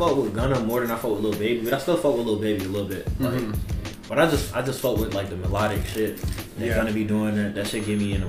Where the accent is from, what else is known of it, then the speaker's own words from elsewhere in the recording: Norfolk, Virginia, United States; Being from Norfolk